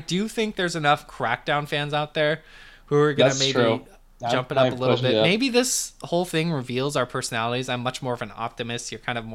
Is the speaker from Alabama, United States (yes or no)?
no; Montana, United States; My home state